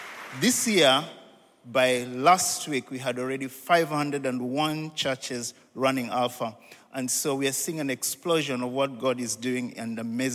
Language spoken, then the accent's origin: English; Kenya; I come from Kenya, but I look after Africa.